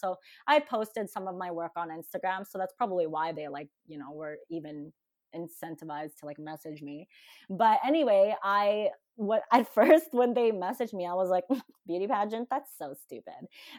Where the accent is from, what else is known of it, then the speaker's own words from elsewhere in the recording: Philippines; being Filipino, I think this is probably the only stereotype that I've ever fulfilled as a Filipino girl.